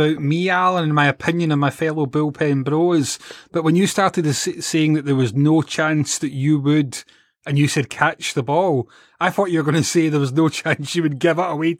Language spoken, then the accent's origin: English; Scotland, United Kingdom; We're Scottish after all.